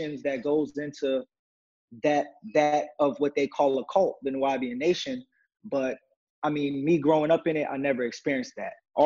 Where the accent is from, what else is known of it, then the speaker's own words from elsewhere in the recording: Atlanta, Georgia, United States; also born or lived in Eatonton, Georgia / Athens, Georgia / New York City (parents); Most of my years I was raised in Atlanta, but my younger days I was raised in Edenton, Georgia